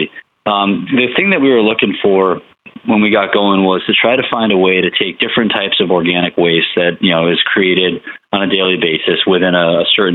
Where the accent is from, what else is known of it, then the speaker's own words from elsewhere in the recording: Connecticut, United States; moved away; I grew up in Connecticut, back up in the Northeast.